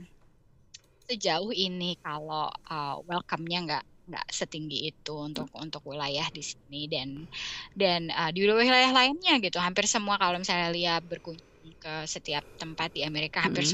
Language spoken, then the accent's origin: Indonesian; Indonesia; moved away as an adult; now in United States; waktu kita besar di Indonesia